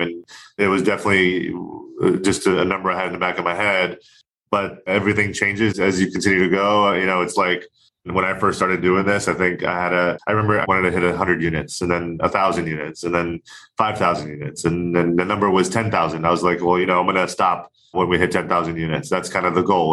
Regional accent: Orlando, Florida, United States; moved away as an adult; now in California, United States; I grew up, born and raised in Orlando, Florida

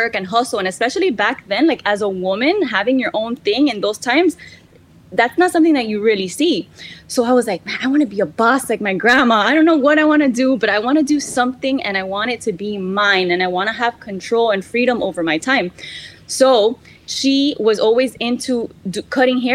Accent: Miami, Florida, United States; also born or lived in San Francisco; I was born and raised in Miami

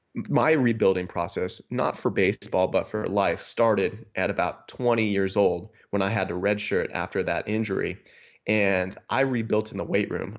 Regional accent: Niagara Falls, New York, United States; moved away as an adult; also born or lived in Buffalo, New York / Rhode Island; now in Wisconsin, United States; I'm originally from Niagara Falls, New York

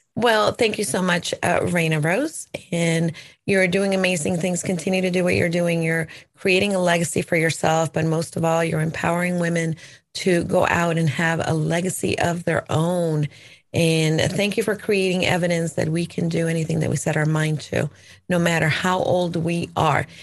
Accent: El Salvador; English is a second language; moved away; I was born in El Salvador. My dad is American, so he would, you know, speak to us in English

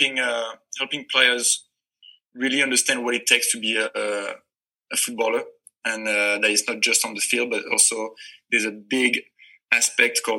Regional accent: north of France, France; moved away; I'm from France and I'm from the north. So I started playing in Lille Olympique Soccer

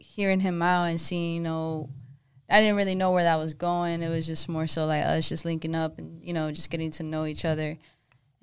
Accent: Georgetown, Texas, United States; moved away as an adult; also born or lived in Austin; now in Dallas, United States; I'm originally from Georgetown, which is like a small town

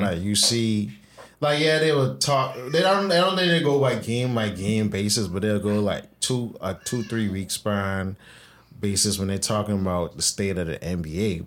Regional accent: Bahamas; I was born in the Bahamas

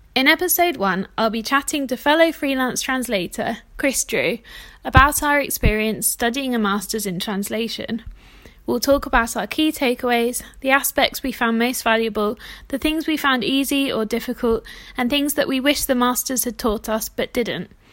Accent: South of England, United Kingdom; now in Manchester, United Kingdom; I'm British. I'm based in Manchester in the north of England, but I actually grew up in the south

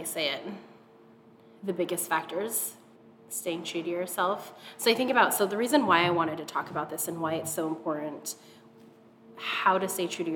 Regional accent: Seattle, Washington, United States; also born or lived in Hawaii; We moved to Seattle from Hawaii, like in third grade

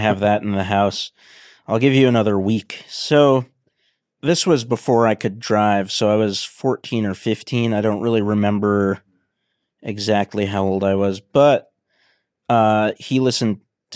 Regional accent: Boston, Massachusetts, United States; I'm from Boston, Massachusetts.

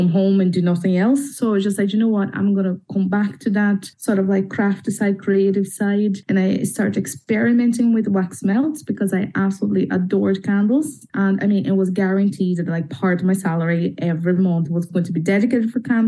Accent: Brazil; moved away as an adult; now in Belfast, United Kingdom; I am 31. I'm from Brazil.

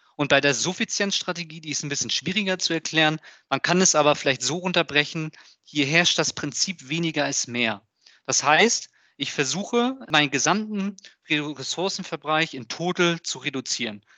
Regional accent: Hamburg, Germany; ich komme ja aus Hamburg

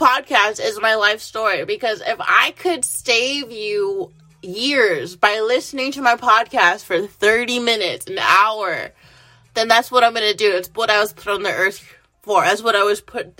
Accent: United States; I'm an American

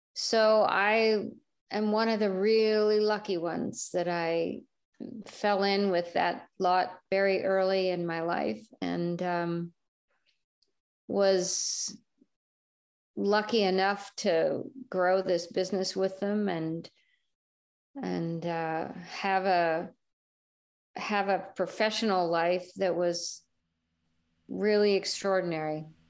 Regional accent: California, United States; moved away as an adult; also born or lived in Venezuela; as a Californian

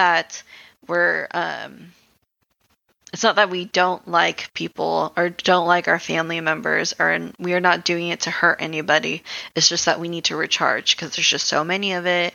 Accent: Philippines; I'm Filipino.

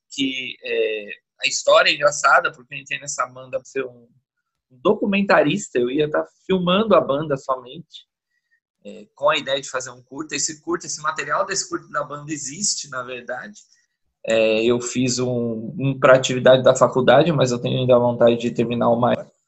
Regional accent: São Paulo, Brazil; now in Salvador, Brazil; eu, eu, moro em Salvador já há 13 anos, e desde que eu vim para cá, né, eu vim do litoral de São Paulo

